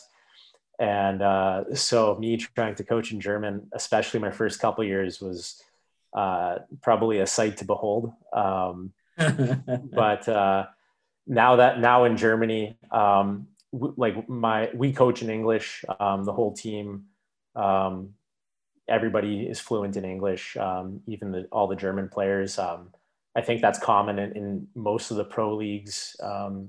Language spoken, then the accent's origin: English; Vancouver, British Columbia, Canada; moved away as an adult; also born or lived in Maryland, United States / Austria; when you're from Canada and just growing up in Vancouver, like I did